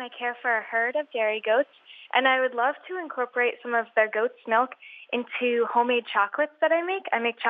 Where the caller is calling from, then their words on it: Whiting, Maine, United States; I'm calling from Whiting, Maine.